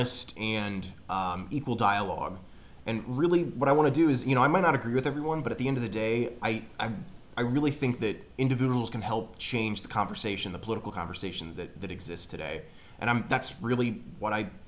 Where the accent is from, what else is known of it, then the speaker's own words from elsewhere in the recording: Springfield, Illinois, United States; I'm originally from Springfield, Illinois.